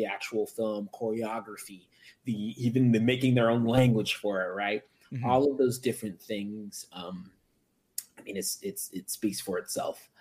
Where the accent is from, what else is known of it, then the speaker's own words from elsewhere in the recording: United States; My parents are from Africa. I'm American